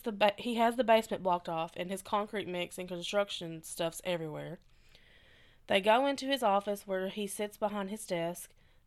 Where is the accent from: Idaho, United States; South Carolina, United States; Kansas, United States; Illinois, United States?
Illinois, United States; Chicago; So, I'm from the Chicago area, and my family grew up in the city.